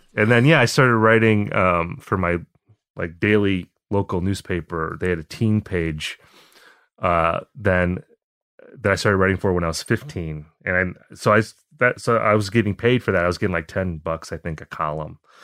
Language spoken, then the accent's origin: English; Appleton, Wisconsin, United States; moved away as an adult; also born or lived in Eau Claire, Wisconsin; now in Minneapolis, United States; I grew up in a town called Appleton